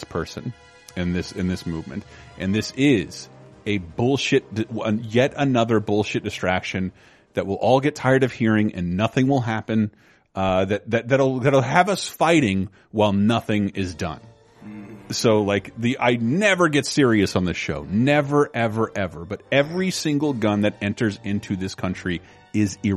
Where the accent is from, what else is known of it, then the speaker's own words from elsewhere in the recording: Florida, United States; I'm from Florida